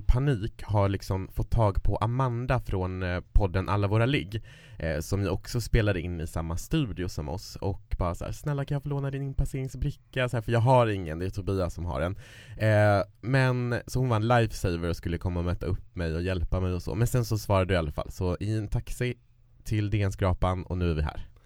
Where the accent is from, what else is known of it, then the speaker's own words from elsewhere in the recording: Kiruna, Norrbotten County, Sweden; moved away; där jag kommer ifrån Kiruna så är det vanligare att man skaffar barn tidigare